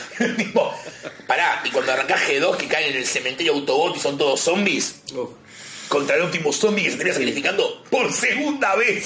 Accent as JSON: {"language": "Spanish", "region": "Buenos Aires", "country": "Argentina", "said": "tengo la suerte de ser de capital."}